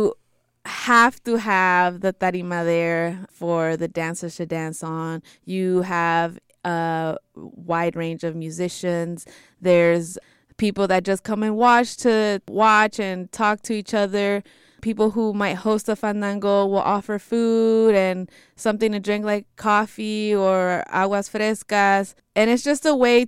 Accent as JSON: {"language": "English", "area": "Bay Area", "region": "California", "country": "United States", "tie": "born or raised there", "said": "My parents are from Jalisco and Zacatecas, and I was born and raised in the Bay Area"}